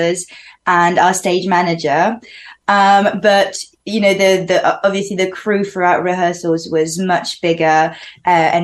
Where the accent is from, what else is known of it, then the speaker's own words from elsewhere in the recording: Algeria; first language French; English is a second language; also born or lived in Paris, France; now in London, United Kingdom; I grew up in Algeria, in North Africa.